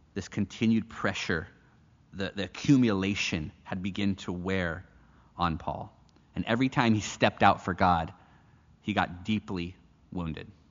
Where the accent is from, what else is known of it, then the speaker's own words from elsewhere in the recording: United States; moved away; I'm an American citizen